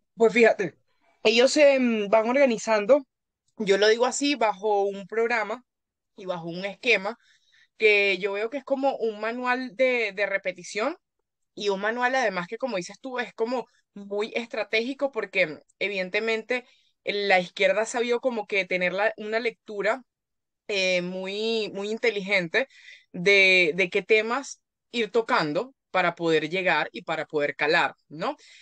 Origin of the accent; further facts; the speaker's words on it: Venezuela; como, como venezolanos y como latinoamericanos